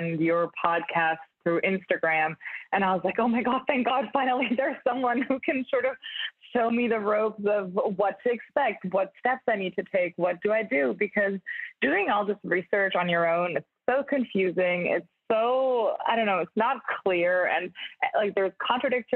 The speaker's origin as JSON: {"language": "English", "town": "Munich", "region": "Bavaria", "country": "Germany", "also_born_or_lived": "Budapest, Hungary / Hamburg, Germany", "moved": "as an adult", "lives_now": "Brooklyn, United States", "said": "I'm originally from Munich in Germany"}